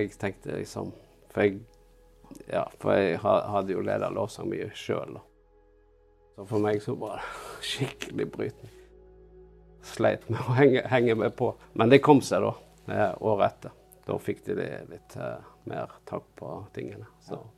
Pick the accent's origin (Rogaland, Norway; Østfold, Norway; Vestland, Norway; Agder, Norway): Vestland, Norway; near Bergen; moved away; also born or lived in Oslo / Jæren; Bergen var jo den byen som var nærmest der jeg vokste opp